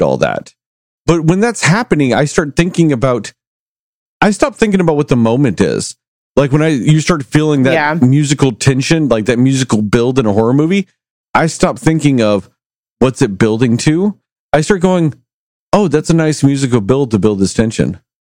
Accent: Texas, United States; I grew up in Texas

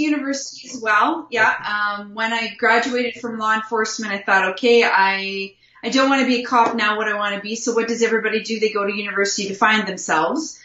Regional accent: Wilkie, Saskatchewan, Canada; I was born and raised in a small little town in Wilkie, Saskatchewan

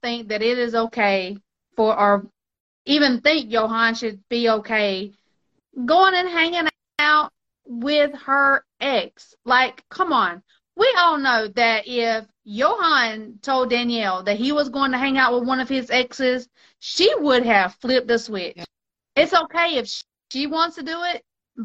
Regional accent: Mexico; I grew up in Mexico. My dad was a missionary in Mexico. I was over there for 15 years, you know, on and off for 15 years.

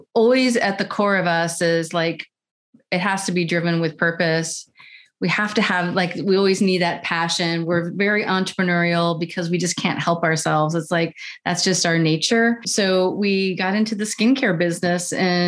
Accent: Virginia, United States; we were raised in Virginia on an 18-acre farm

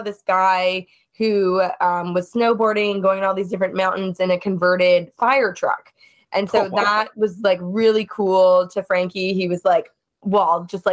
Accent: Toronto, Ontario, Canada; moved away as an adult; also born or lived in New York City; I am from Toronto originally.

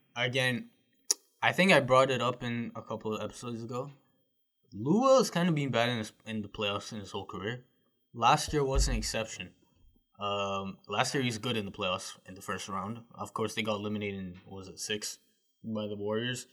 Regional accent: Canada; as a Canadian

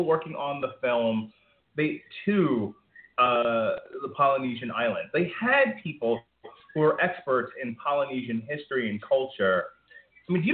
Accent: United States; I'm from America

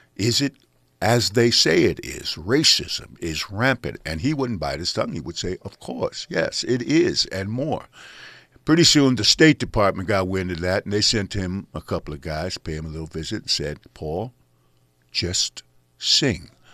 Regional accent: San Francisco, California, United States; now in Los Angeles, United States; We grew up in San Francisco together

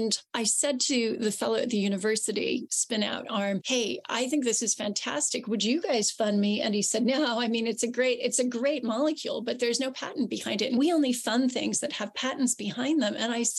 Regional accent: Southern California, United States; now in United Kingdom; As you can probably tell from my accent, I'm from the US. I'm originally from Southern California.

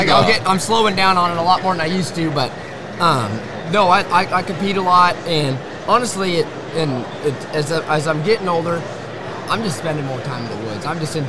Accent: Washington, United States; I'm from Center, Washington. So, long ways from the south.

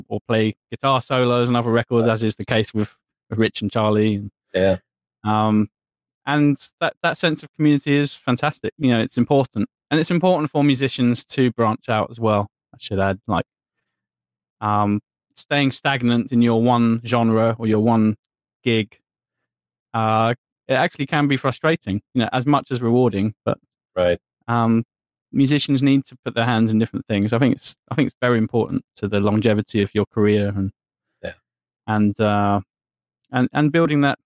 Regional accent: England, United Kingdom; being English

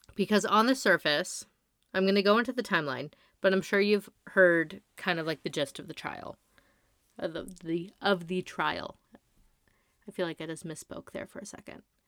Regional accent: La Quinta, California, United States; I grew up in the Coachella Valley

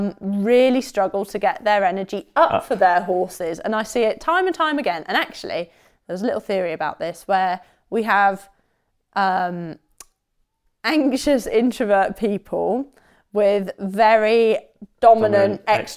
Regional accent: England, United Kingdom; Because I'm English.

